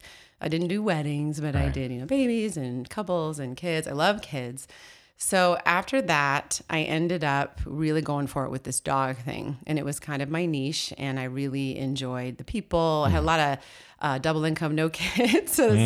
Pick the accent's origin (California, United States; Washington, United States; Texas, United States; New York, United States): Washington, United States; Seattle; now in Vancouver, United States; I'm from the Northwest, born and raised in Seattle.